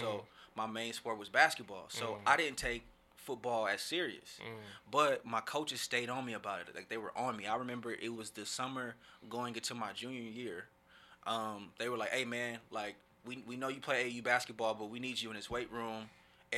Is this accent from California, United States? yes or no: yes; Oakland, California, United States; moved away as an adult; also born or lived in Seattle; growing up in Oakland